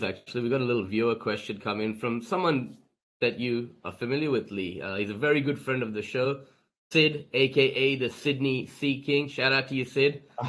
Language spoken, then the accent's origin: English; India; my two passions in life are basketball and cricket, being Indian myself, right?